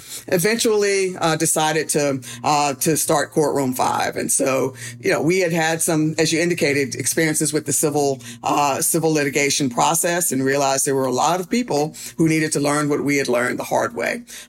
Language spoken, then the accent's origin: English; Durham, North Carolina, United States; So I grew up here in Durham, North Carolina, favorite place in the world.